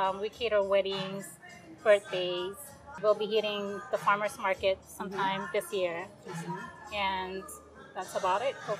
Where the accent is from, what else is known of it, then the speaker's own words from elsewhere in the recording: Hawaii, United States; Custards and Things Hawaii started in Hawaii, where I'm from.